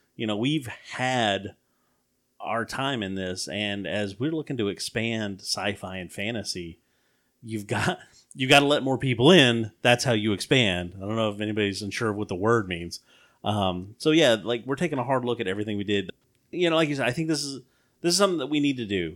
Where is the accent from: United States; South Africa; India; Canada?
United States; the South; we grew up in the South